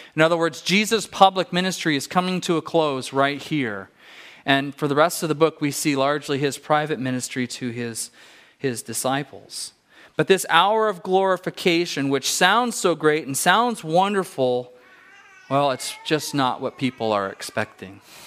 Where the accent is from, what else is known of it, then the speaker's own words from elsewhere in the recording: California, United States; moved away; I grew up in California